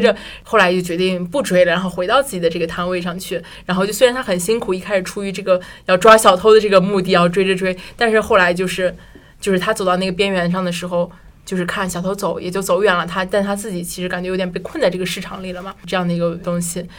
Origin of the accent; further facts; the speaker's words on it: China; moved away; 班里就我一个中国人